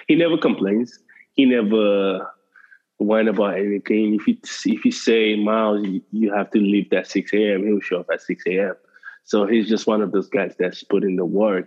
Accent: Nigeria; I'm Nigerian.

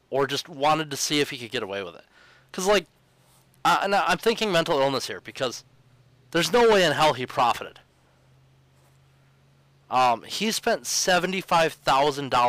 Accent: New South Wales, Australia; I may have been born and raised in uh, uh, New South Wales

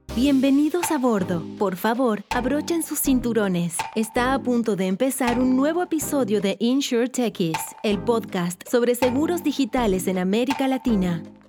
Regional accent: Mexico; moved away as an adult; now in Miami, United States; ahora vivo en Miami, pero soy mexicano, nací y crecí en México.

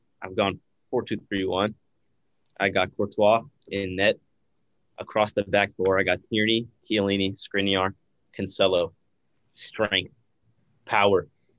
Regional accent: Sweden; Isak up top, representing my home country.

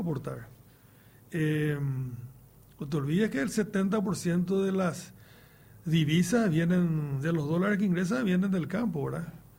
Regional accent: Paraguay

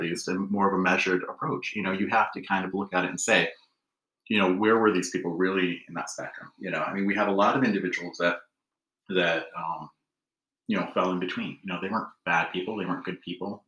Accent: Alpena, Michigan, United States; born and raised in Alpena

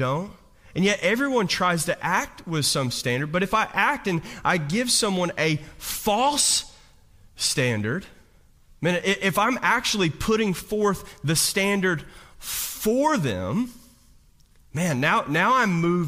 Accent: Hazard, Kentucky, United States; I grew up right outside of Hazard, Kentucky

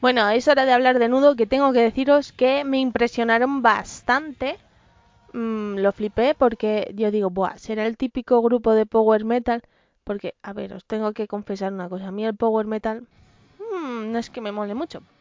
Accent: Madrid, Community of Madrid, Spain; soy madrileña y además de tercera generación, así que soy gata

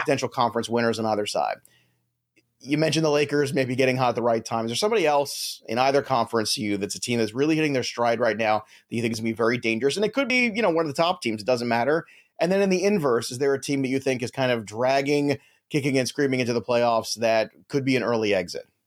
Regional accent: New York, United States; we're both from New York

